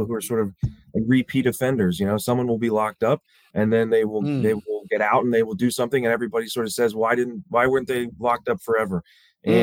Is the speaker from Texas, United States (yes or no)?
no; suburbs of Baltimore, Maryland, United States; I grew up in the suburbs of Baltimore.